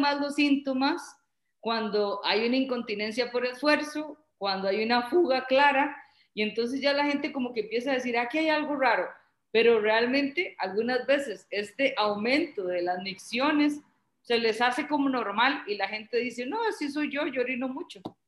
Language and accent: Spanish; Costa Rica; en Costa Rica tenemos bastantes